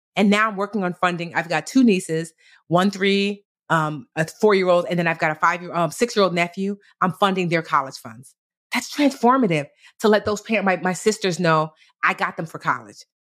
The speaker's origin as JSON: {"language": "English", "region": "New Jersey", "country": "United States", "tie": "born or raised there", "said": "I was born in Jersey, but both of my parents were born in Nigeria"}